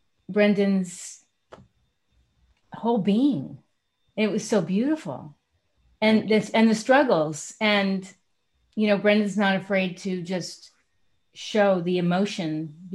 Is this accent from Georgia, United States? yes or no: no; New York City, New York, United States; I grew up in Manhattan and my mother was a therapist.